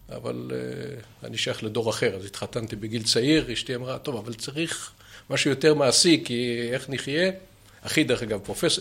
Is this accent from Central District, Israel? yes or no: no; Ramat Gan, Tel Aviv District, Israel; moved away as an adult; also born or lived in Haifa; אני, דרך אגב, לא יליד חיפה, אבל אני יליד רמת גן